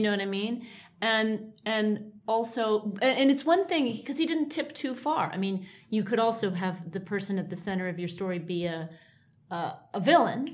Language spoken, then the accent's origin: English; New York, United States; growing up in New York in a faintly bohemian type of way